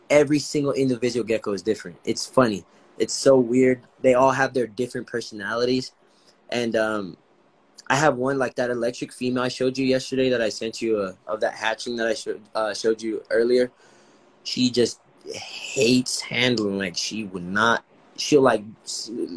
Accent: Los Angeles, California, United States; moved away; I was born and raised in Los Angeles

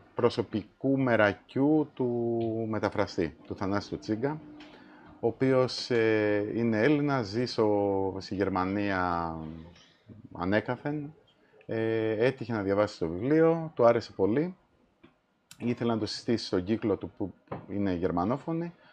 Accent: Malesina, Central Greece, Greece; moved away as an adult; Εγώ έχω μεγαλώσει στην επαρχία.

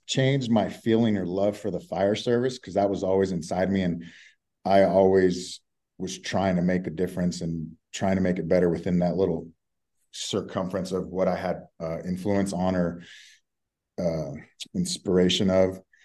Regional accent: Texas, United States; also born or lived in South Florida; now in Colorado, United States; I'm from Texas originally, so I'm used to that Southern hospitality

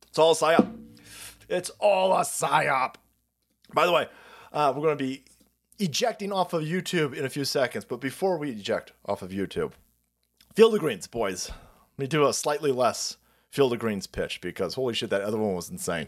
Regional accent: California, United States; I'm a Californian

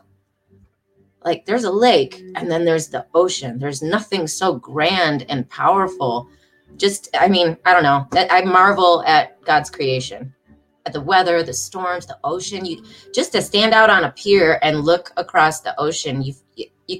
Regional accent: Detroit, Michigan, United States; moved away as an adult; now in Charlotte, United States; I am from Michigan, Detroit, Michigan, the Great Lakes state. So I did grow up around water, like the lakes, the Great Lakes

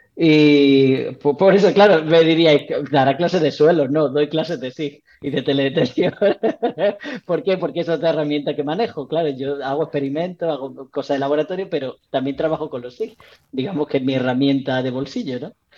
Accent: Jaén, Andalusia, Spain; also born or lived in Bailén; soy de Bailén, ¿no? bueno, soy de Jaén. Y, mi familia de Bailén

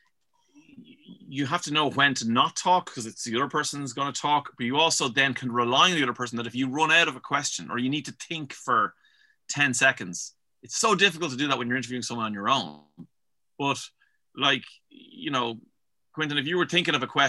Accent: Dublin, Leinster, Ireland; I'm from Dublin.

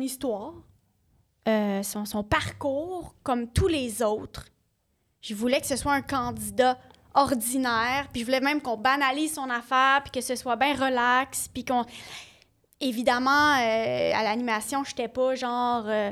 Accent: Ontario, Canada; moved away; je viens de l'Ontario

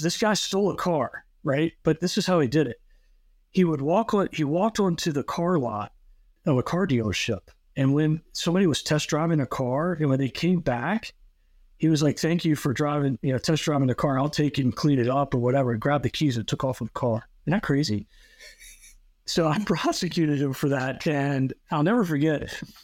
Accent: Newport News, Virginia, United States; I grew up in Newport News, which is a contiguous city to Hampton

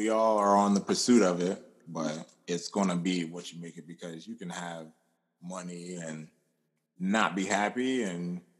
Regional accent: Pennsylvania, United States; now in Atlanta, United States

